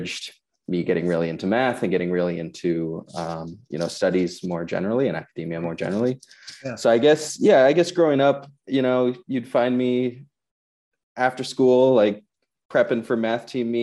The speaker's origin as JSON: {"language": "English", "region": "Maine", "country": "United States", "tie": "born or raised there", "said": "So I grew up in Maine. I grew up in kind of a more rural part of Maine on the coast"}